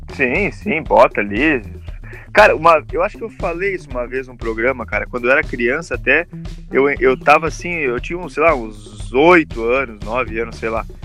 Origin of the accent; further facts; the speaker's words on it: interior of Rio Grande do Sul, Brazil; moved away as an adult; now in Ireland; a gente é do interior do Rio Grande do Sul